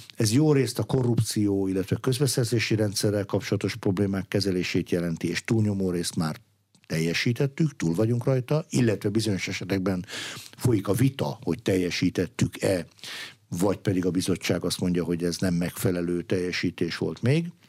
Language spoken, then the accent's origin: Hungarian; Veszprém, Veszprém County, Hungary; én magam Veszprémi születésű gyerek vagyok